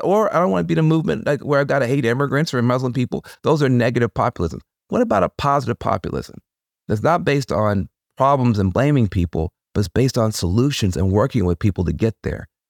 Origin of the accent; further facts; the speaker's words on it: Jackson, Tennessee, United States; being from the edge of a small town in the middle of a red state